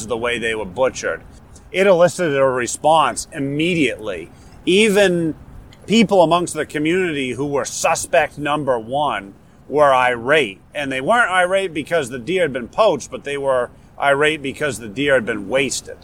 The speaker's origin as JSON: {"language": "English", "town": "Warner", "region": "New Hampshire", "country": "United States", "tie": "born or raised there", "accent": "New Hampshire local dialect", "moved": "yes", "said": "I'm from Warner. Um, Warner is uh, south central part of the state, uh, just uh, a little bit northwest of Concord even though I've lived elsewhere for a long time, Warner will always be home and where I'm from"}